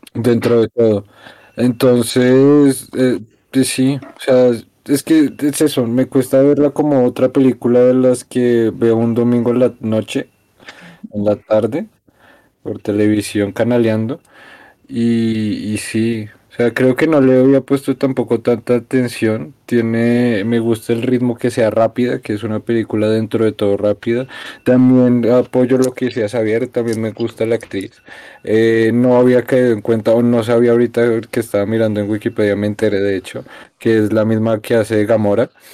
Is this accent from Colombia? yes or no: yes; Colombia; los colombianos al exterior solo hablamos como paisas